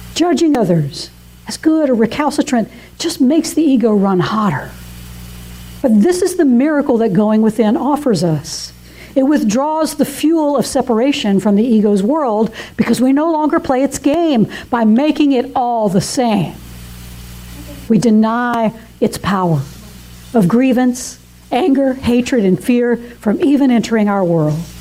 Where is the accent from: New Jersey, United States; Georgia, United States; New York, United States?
Georgia, United States; Atlanta; moved away as an adult; now in South Carolina, United States; I was very homesick for my hometown of Atlanta